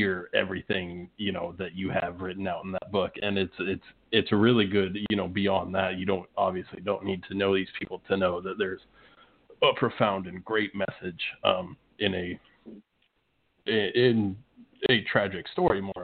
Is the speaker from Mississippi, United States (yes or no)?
no; Indianola, Iowa, United States; I grew up in Indianola. I still live in Indianola